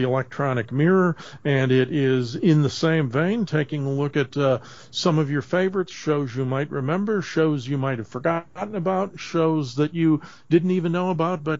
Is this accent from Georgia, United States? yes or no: no; Minnesota, United States; I'm from Minnesota